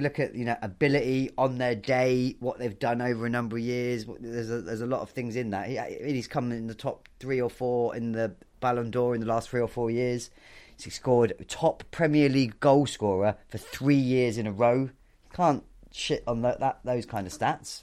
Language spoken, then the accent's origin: English; United Kingdom; Bournemouth, so just down the road from my hometown